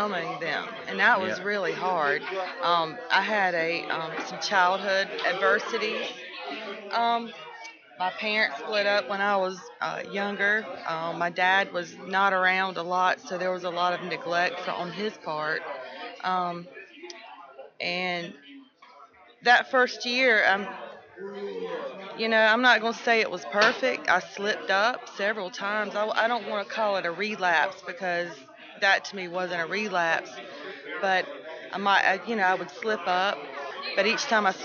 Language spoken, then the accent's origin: English; Nash County, North Carolina, United States; A lot of stigma in my county. I'm from Nash County.